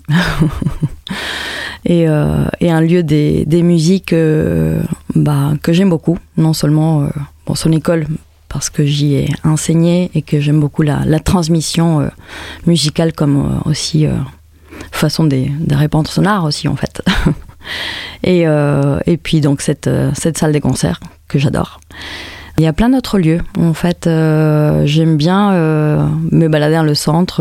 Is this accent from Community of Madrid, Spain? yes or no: yes; Madrid, Community of Madrid, Spain; French is a second language; moved away as an adult; also born or lived in Nice; now in Montpellier, France; Je viens de Madrid. J'ai fait euh, mes débuts en musique à Madrid, puis je suis partie en France